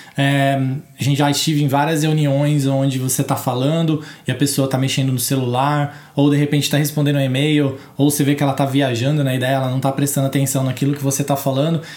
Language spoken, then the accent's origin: Portuguese; Brazil; a gente é brasileiro